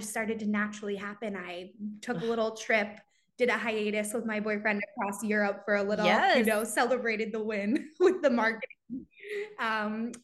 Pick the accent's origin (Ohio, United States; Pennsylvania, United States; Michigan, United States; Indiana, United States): Pennsylvania, United States; Philadelphia; also born or lived in Virginia; I'm from Greater Philadelphia area